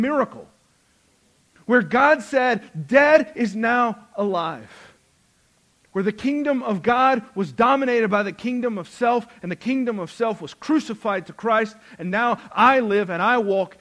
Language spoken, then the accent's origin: English; the South, United States; because we went to church and we grew up in the South